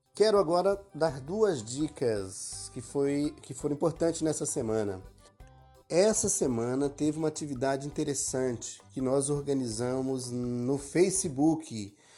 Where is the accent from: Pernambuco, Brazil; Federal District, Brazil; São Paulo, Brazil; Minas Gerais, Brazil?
Pernambuco, Brazil; Ipubi; now in Campo Grande, Brazil; povo de Pernambuco, a minha cidade natal, Ipubi